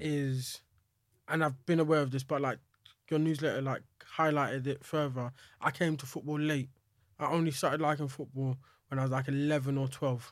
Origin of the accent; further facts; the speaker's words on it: England, United Kingdom; I can accept that I'm British or English or whatever you wanna call it.